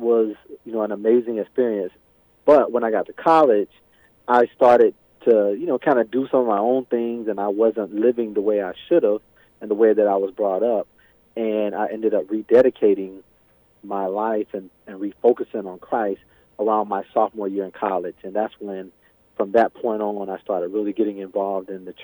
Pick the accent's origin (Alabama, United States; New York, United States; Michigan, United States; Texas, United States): Alabama, United States; moved away as an adult; now in Bemidji, United States; I was born and raised in Alabama